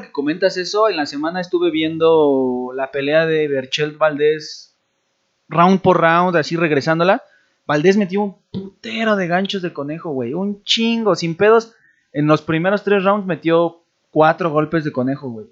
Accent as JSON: {"language": "Spanish", "country": "Mexico", "said": "Como mexicana"}